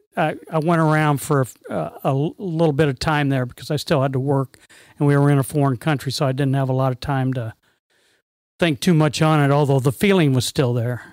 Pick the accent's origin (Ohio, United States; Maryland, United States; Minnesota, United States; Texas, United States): Maryland, United States; Bethesda; I was born in Bethesda, Maryland